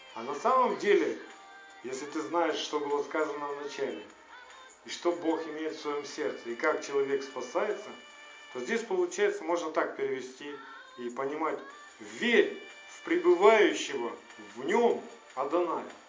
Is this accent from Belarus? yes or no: no; Ukraine; у меня в паспорте может стоять отметка, что я украинец